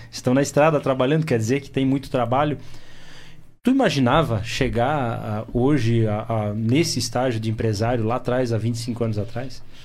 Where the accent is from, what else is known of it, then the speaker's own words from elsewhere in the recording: Blumenau, Santa Catarina, Brazil; eu falei que é da região do Blumenau